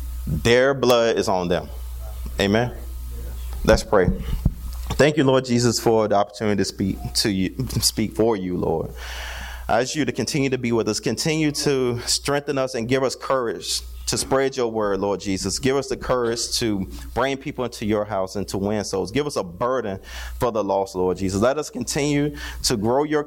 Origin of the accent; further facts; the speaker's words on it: Newport News, Virginia, United States; Growing up in Newport News, Virginia